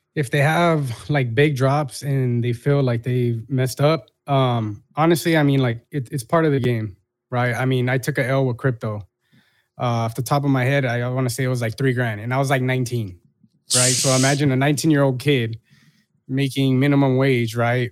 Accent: Long Beach, California, United States; I'm a kid from Long Beach.

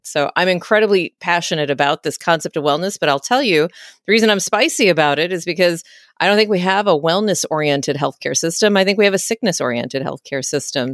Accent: Texas, United States; moved away as an adult; also born or lived in West Coast; now in Washington, D.C., United States; I was born and raised in Texas, and then found my way initially to the West Coast for training to become an internist, and then landed myself into Washington, D C

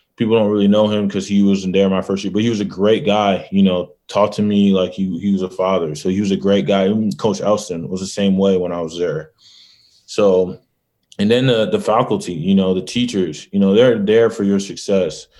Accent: Michigan, United States; I'm from Michigan

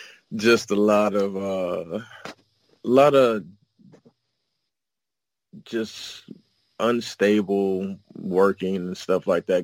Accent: Germany; also born or lived in Indianapolis, United States / United States; I was born in Indianapolis, raised in Germany, and raised across the U.S. from the West Coast, the Midwest, and the East Coast.

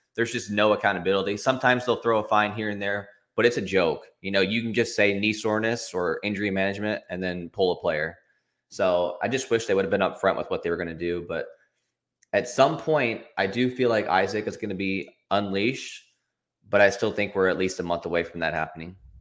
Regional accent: Charlotte, North Carolina, United States; I'm from Charlotte, you know, I live, like, forty-five minutes from the arena

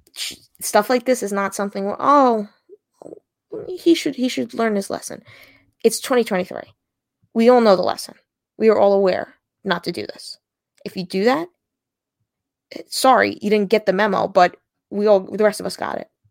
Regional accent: Long Island, New York, United States; I'm from Long Island

